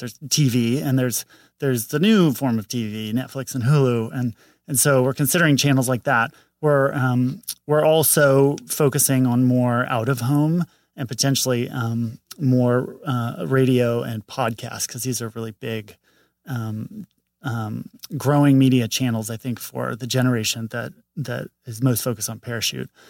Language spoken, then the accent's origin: English; St. Louis, Missouri, United States; moved away as an adult; now in Los Angeles, United States; Saint Louis, Missouri